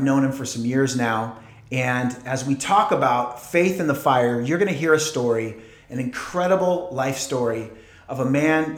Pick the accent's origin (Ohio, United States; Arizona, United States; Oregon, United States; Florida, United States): Oregon, United States; Portland; moved away; I grew up in Portland, Oregon